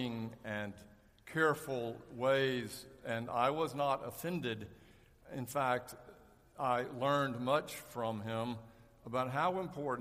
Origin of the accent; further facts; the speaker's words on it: Charlotte, North Carolina, United States; When I was a ninth grader at McClinic Junior High School in Charlotte